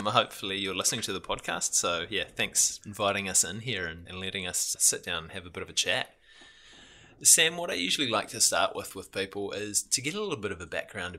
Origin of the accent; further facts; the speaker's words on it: New Zealand; about my background and about some of the mental and emotional challenges that we face growing up in New Zealand and kind of still face along the way today.